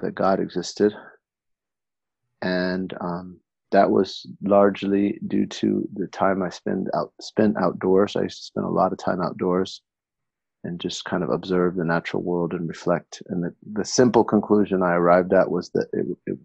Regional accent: Berkeley, California, United States; moved away as an adult; also born or lived in Tarim, Yemen; now in Detroit, United States; I was born and raised in Berkeley, California

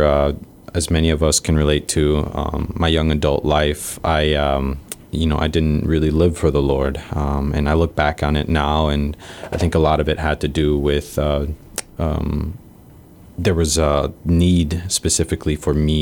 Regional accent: Wisconsin, United States; also born or lived in Mexico / Texas; now in Guam; our family decided to emigrate up to Wisconsin. And that was around the age of 5 to 6 years old

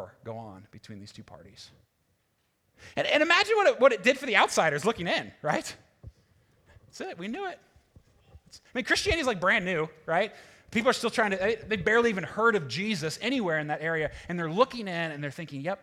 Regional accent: United States; being American

